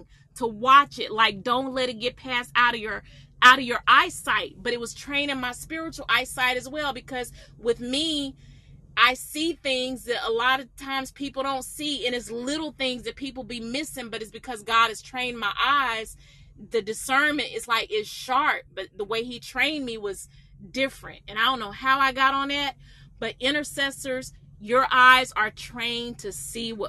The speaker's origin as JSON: {"language": "English", "town": "Atlanta", "region": "Georgia", "country": "United States", "said": "I'm from Atlanta"}